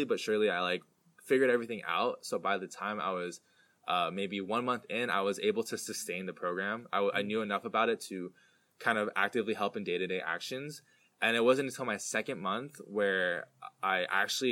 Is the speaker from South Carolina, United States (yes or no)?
no; the Bay Area, California, United States; I'm from the Bay Area